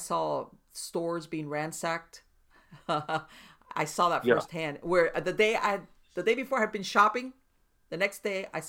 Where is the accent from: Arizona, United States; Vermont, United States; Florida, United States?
Florida, United States; Miami; I was born and raised in Miami